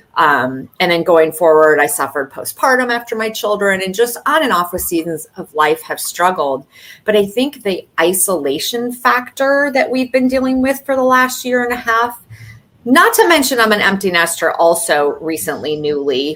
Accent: Michigan, United States; now in South Florida, United States; I'm also a Midwest girl at heart from Michigan originally. And but I've also been down here in South Florida for a very long time

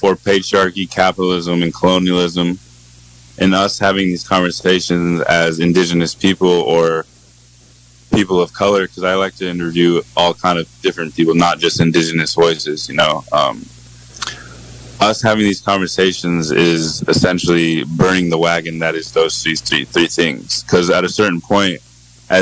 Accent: Point Arena, California, United States; also born or lived in Santa Rosa, California; I grew up on the Manchester Reservation, the Pomo tribe

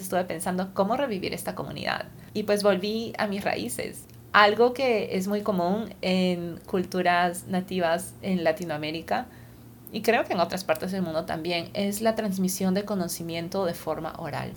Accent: Lima, Peru; moved away as an adult; also born or lived in California, United States; Yo nací y crecí en Lima, Perú

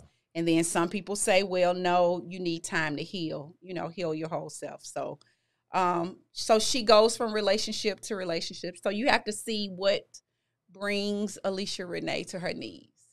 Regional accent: Memphis, Tennessee, United States; I'm originally from Memphis. I graduated from Whitehaven High

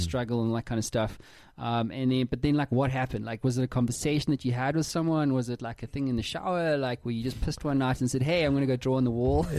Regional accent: Cape Town, Western Cape, South Africa; moved away; we're both from Cape Town

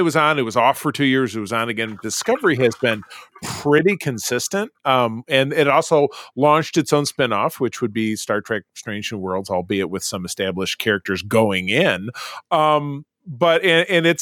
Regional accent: Grosse Pointe, Michigan, United States; Grosse Pointe, which is my hometown

